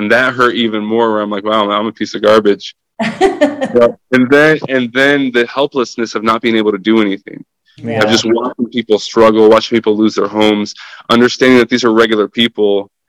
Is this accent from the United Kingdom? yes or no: no; Ukraine; first language Russian; English is a second language; I'm half Russian, half Ukrainian. Mm-hmm. So I was born in Ukraine and my dad is Ukrainian and my mom is Russian, though we lived in Ukraine, you know?